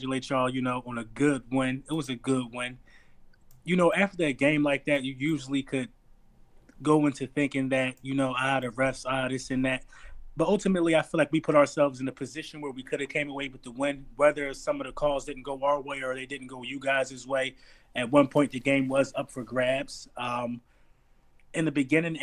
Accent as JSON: {"language": "English", "town": "Philadelphia", "region": "Pennsylvania", "country": "United States", "said": "I'm from North Philadelphia"}